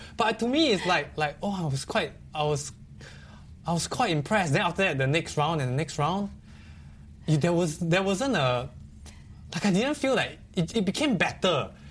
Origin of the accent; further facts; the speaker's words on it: Singapore; I was very proud as a Singaporean at that point.